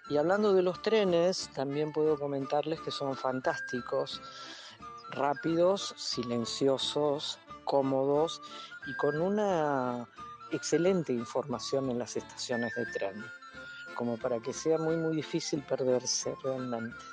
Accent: Argentina; now in Netherlands; Cuando yo digo y me pregunta a alguien, de dónde vengo, y yo digo que vengo de la Argentina, ¿cuál creen que es el comentario más rápido y más fácil que aparece acá, acá en Holanda?

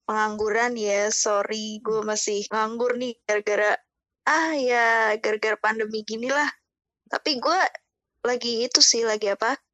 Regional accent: Bekasi, West Java, Indonesia; now in Semarang, Indonesia; istilahnya gue kan orang Bekasi nih ya Lu kan tuh orang Bekasi kan

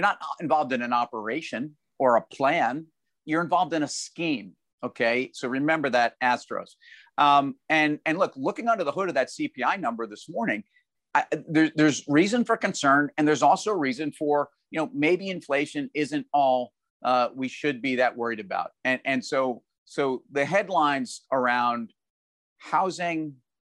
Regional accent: New York, United States; I'm a New Yorker.

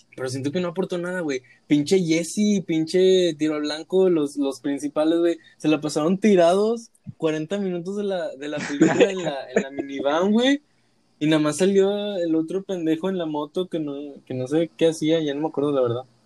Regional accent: Monterrey, Nuevo León, Mexico; somos de aquí de Monterrey

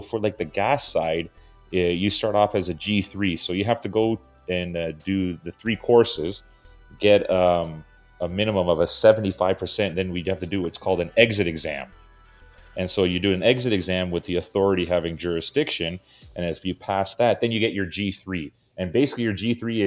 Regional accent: Canada; growing up in Canada, everything was hockey

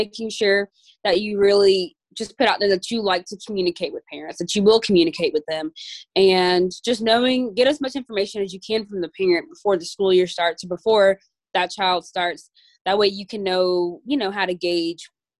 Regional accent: Georgia, United States; I'm from Georgia, and I work in a classroom

